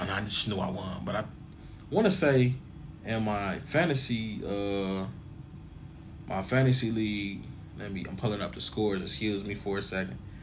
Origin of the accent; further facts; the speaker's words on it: Chicago, Illinois, United States; I'm from Chicago